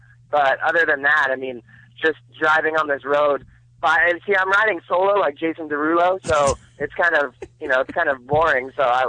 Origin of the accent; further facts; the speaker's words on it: Simi Valley, California, United States; I'm from Simi Valley